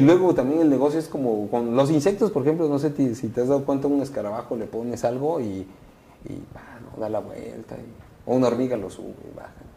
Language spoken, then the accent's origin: Spanish; Oaxaca, Mexico; somos los únicos oaxaqueños que hemos ido a representar a, Oaxaca